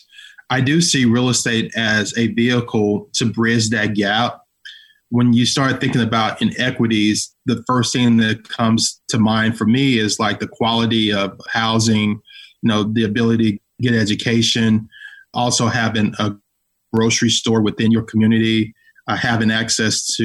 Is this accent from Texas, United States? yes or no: yes; Dallas, Texas, United States; I grew up in the Oak Cliff area of Dallas, not too far from Redbird